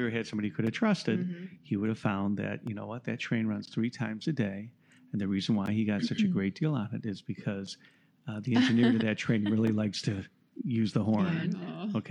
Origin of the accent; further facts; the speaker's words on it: Southfield, Michigan, United States; I'm from Southfield, Michigan